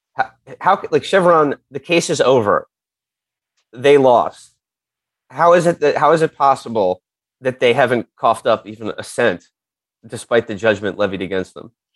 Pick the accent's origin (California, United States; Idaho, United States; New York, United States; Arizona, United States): New York, United States; New York City; I grew up on the Upper West Side. My mom still lives on the Upper West Side